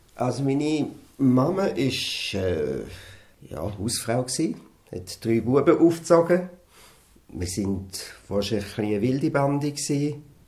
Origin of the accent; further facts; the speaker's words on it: Wattwil, St. Gallen, Switzerland; Wir sind beide in Wattwil aufgewachsen